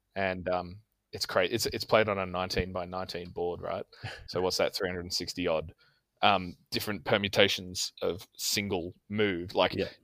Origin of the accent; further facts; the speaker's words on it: Canberra, Australian Capital Territory, Australia; I am from Canberra, which is the capital of uh, Australia just south of Sydney